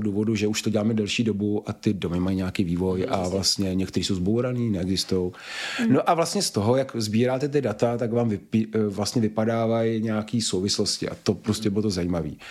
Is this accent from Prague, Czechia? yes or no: yes; Prague, Czechia; jsme prostě Pražáci